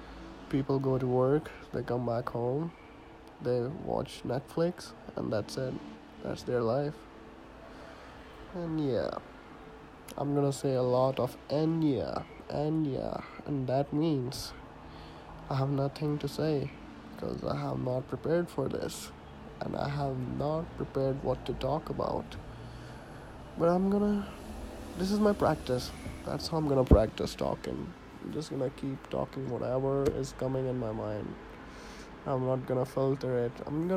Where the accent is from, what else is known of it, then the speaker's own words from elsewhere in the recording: India; accent: partly Indian; now in Canada; 23-year-old Indian guy who is living in Canada right now. And yes, my accent is not Canadian. Yes, my accent is not completely Indian either, because I am in the middle of everything.